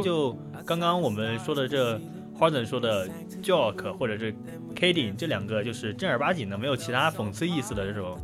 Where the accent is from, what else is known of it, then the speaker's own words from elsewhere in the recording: China; 我是中国人嘛